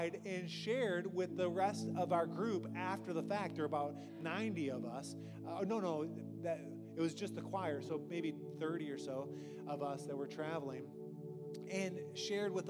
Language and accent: English; Detroit, Michigan, United States; I was from Detroit